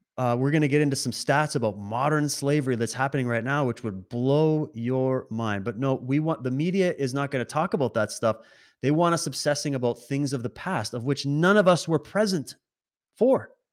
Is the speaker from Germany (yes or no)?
no; Canada; also born or lived in Alberta / Ontario / Saskatchewan; now in British Columbia, Canada; I was born in Alberta, raised in Sis-, Ontario and Saskatchewan, and I now resi-, reside in British Columbia